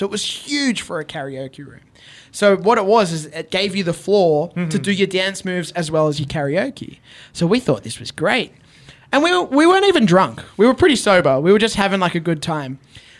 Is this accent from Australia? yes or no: yes; Australia; And as an Australian, as a Filipino Australian, as someone from a place that they wouldn't anticipate to have a wrestling scene or a wrestling star